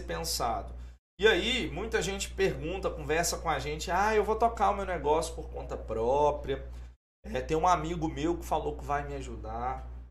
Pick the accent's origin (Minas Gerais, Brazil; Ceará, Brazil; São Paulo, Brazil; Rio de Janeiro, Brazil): Minas Gerais, Brazil; Governador Valadares; eu sou de Valadares